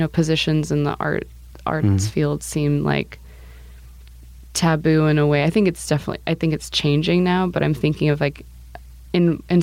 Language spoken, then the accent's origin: English; United States; also born or lived in Romania; I'd grown up in the States my whole life